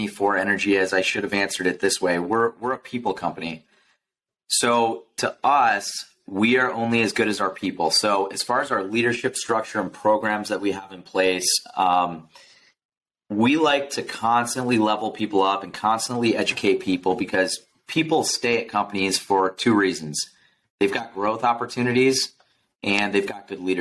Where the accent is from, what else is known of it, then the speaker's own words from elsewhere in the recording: Michigan, United States; moved away as an adult; now in Phoenix, United States; I grew up in Michigan